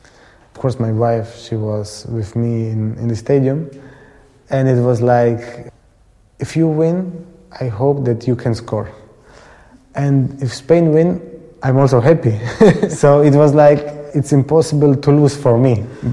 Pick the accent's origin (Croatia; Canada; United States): Croatia; look, here, we are from Croatia. We will show to the world that we want to do it in the best way.